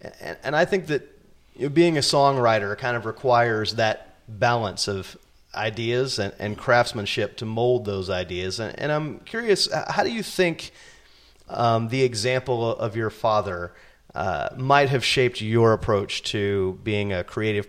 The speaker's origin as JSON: {"language": "English", "town": "Nashville", "region": "Tennessee", "country": "United States", "tie": "born or raised there", "moved": "yes", "lives_now": "California, United States", "said": "I grew up here in Nashville."}